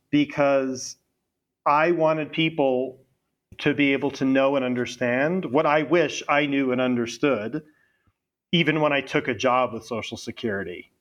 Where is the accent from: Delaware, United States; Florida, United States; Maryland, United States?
Florida, United States; also born or lived in London; I am from Florida, and I went to college in Florida at Florida State